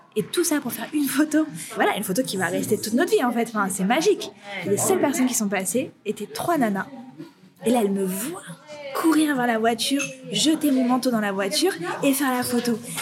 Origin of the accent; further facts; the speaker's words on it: Aubervilliers, Île-de-France, France; also born or lived in Paris; je sortais d'Aubervilliers, donc euh, ma ville natale